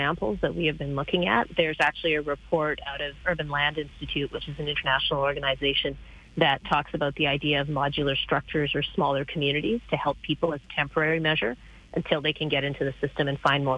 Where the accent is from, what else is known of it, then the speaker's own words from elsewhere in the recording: Manitoba, Canada; now in Calgary, Canada; I grew up in Manitoba